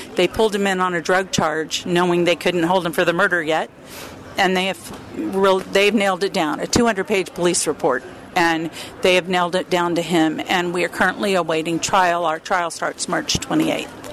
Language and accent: English; the Texas border, United States; moved away; also born or lived in California; I was born on the Texas border, lived in California